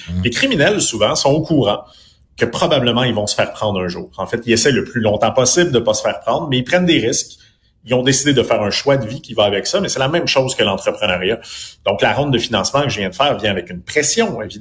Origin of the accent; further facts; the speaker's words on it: Quebec, Canada; pratiquement parce qu'on vient du Québec puis on est peut-être un peu plus petit mais il y a effectivement ce côté-là.